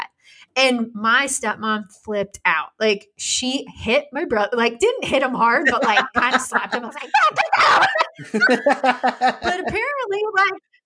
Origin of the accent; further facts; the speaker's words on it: Western Kansas, United States; growing up in Western Kansas